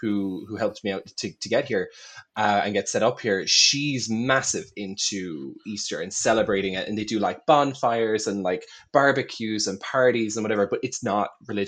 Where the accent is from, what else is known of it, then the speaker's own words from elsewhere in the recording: Ireland; So I am an Irish non-beanie individual.